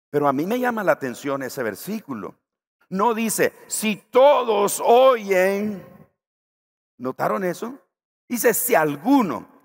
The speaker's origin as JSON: {"language": "Spanish", "country": "Nicaragua", "said": "Yo estoy pensando en la tortilla aquí de mi tierra"}